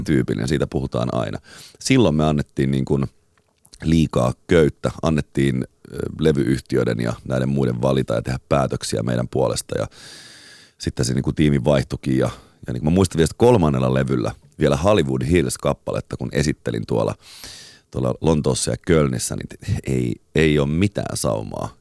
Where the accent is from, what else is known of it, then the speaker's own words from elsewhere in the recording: Espoo, Uusimaa, Finland; mä muistan pienenä Tuokkosessa, asuttiin Espoossa